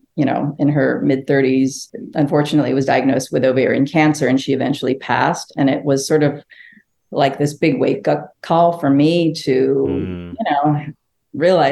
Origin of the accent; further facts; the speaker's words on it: Los Angeles, California, United States; English is a second language; also born or lived in Phnom Penh, Cambodia / Seoul, South Korea; now in New Orleans, United States; growing up